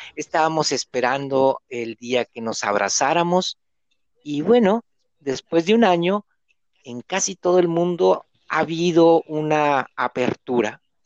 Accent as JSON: {"language": "Spanish", "country": "Mexico", "moved": "yes", "lives_now": "Argentina", "said": "Yo soy mexicano, vivo aquí en Argentina, estoy solo"}